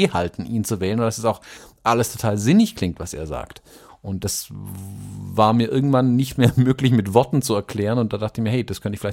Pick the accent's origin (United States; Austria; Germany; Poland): United States; the South; da wo ich herkomme eben. In den Süden, wo wirklich die, die Rednecks ähm, rumhängen, die ihn wählen und seine Aussagen glauben.